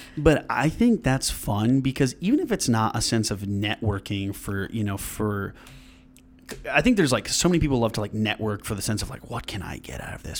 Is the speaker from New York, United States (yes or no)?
yes; Granville, New York, United States; originally I'm from downstate area, but when I was, like, five or six, moved up here to Granville, and I went to school there